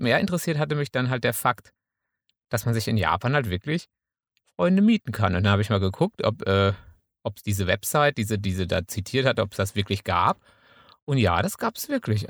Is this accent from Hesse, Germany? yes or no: no; Münsterland, North Rhine-Westphalia, Germany; als Münsterländer